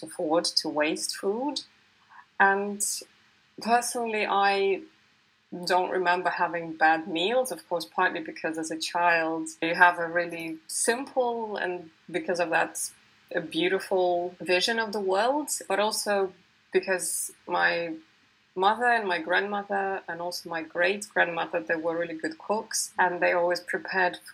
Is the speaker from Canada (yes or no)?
no; Siberia, Russia; moved away as an adult; now in United Kingdom; I was born in the early 80s in Siberia, in Russia, in the Soviet era